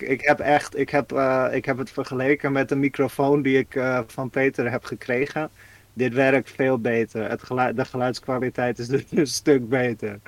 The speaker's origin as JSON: {"language": "Dutch", "country": "Netherlands", "said": "als Nederlander"}